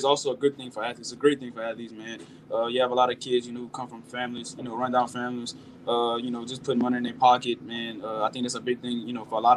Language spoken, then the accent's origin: English; Opelousas, Louisiana, United States; moved away; I grew up in Opelousas, Louisiana, a small town about 45 minutes away from Baton Rouge, Louisiana.